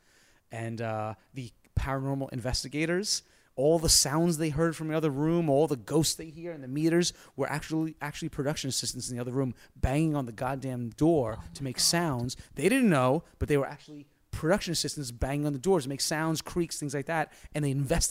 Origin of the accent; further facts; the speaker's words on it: New York, United States; I'm a New Yorker